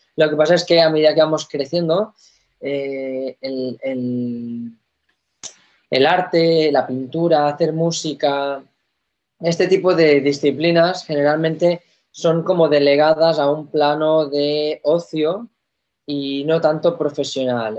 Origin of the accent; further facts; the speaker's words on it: Spain; en mi país